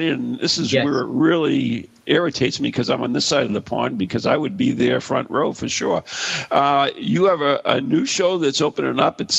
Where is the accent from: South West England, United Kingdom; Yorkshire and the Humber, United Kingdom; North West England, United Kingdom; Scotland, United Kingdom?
Scotland, United Kingdom; I'm Scottish, so I can't say anything.